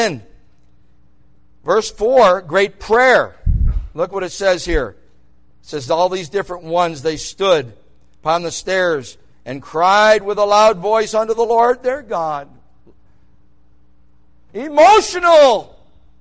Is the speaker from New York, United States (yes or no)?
yes; New York, United States; moved away; I grew up in New York.